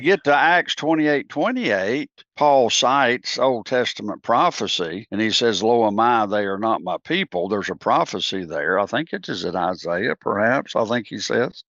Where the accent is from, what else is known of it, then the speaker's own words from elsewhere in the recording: United States; I'm an American